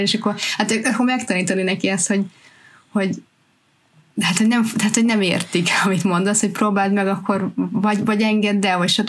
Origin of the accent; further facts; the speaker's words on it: Hungary; now in United Kingdom; mi mindenketten magyarok vagyunk, magyarul beszélünk itthon